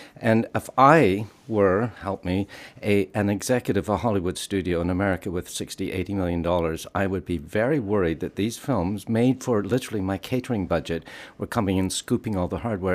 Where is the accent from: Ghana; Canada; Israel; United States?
Canada; moved away as an adult; now in United Kingdom; I'm Canadian, and I moved over here in the mid-eighties